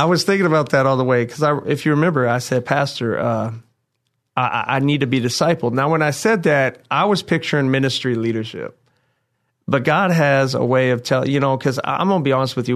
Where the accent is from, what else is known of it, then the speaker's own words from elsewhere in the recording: Indiana, United States; I'm from the Lone State of Indiana